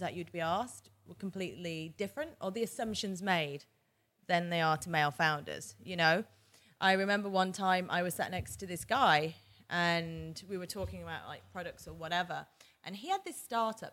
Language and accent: English; Manchester, North West England, United Kingdom; moved away as an adult; also born or lived in New York / Boston / San Diego / Abu Dhabi; now in London, United Kingdom; I was born in Manchester, England. I stayed there until I was eighteen, and then I moved to London.